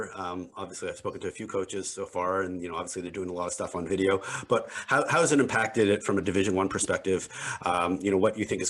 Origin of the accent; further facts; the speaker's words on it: Montreal, Quebec, Canada; I'm from Montreal